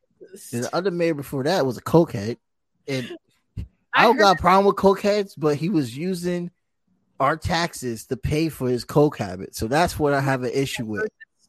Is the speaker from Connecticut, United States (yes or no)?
yes; Bridgeport, Connecticut, United States; born or raised there